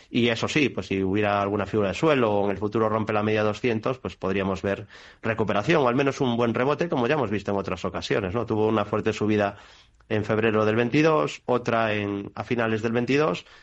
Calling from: Seville, Andalusia, Spain; de Sevilla.

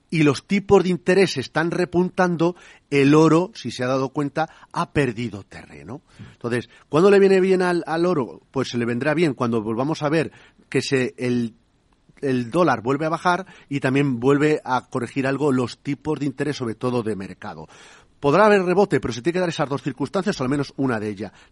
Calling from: Valencia, Valencian Community, Spain; de Valencia.

